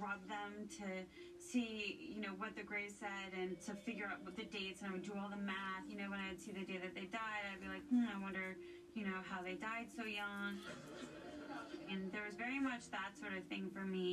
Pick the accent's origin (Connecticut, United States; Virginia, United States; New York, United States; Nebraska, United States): Nebraska, United States; Omaha; I grew up in Omaha, Nebraska, and my family had a farm